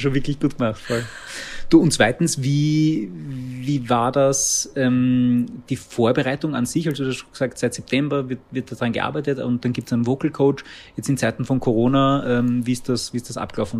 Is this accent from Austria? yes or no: yes; Baden, Lower Austria, Austria; ich komme aus Baden